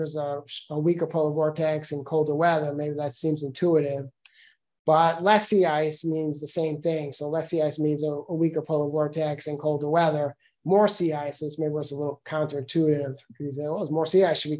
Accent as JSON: {"language": "English", "town": "New York City", "region": "New York", "country": "United States", "tie": "born or raised there", "moved": "yes", "lives_now": "Boston, United States", "said": "I grew up in Brooklyn"}